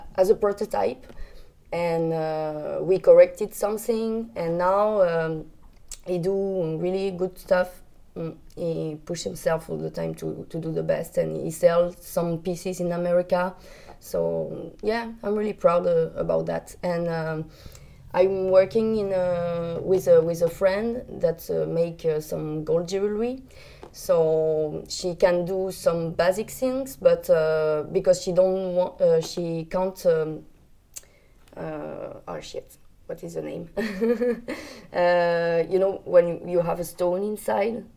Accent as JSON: {"language": "English", "country": "France", "second_language": "English", "said": "I come from France."}